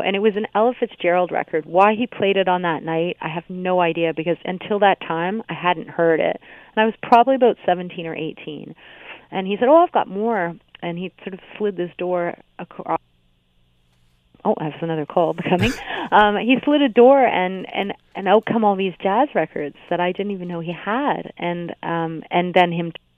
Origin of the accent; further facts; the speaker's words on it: Hamilton, Ontario, Canada; I'm from Hamilton